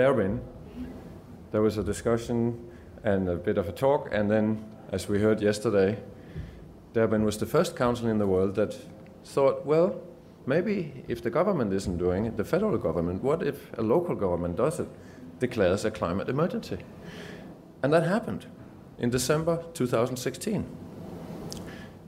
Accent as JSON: {"language": "English", "country": "Denmark", "moved": "as an adult", "lives_now": "Geelong, Australia", "said": "I've just come back from Denmark actually 2 days ago and used to live there most of my life, moved to Geelong 7 years ago."}